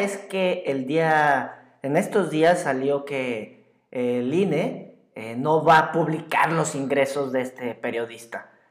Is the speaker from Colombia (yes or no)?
no; Mexico; muchos mexicanos